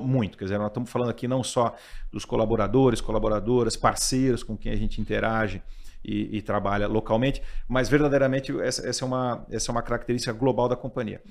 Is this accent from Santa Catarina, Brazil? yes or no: no; São Paulo, Brazil; Eu sou, eu sou daqui de São Paulo, sou paulistano